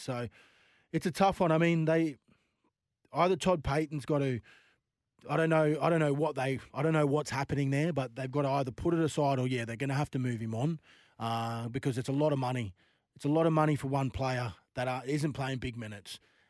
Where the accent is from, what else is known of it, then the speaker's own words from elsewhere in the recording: Queensland, Australia; I'm a Queenslander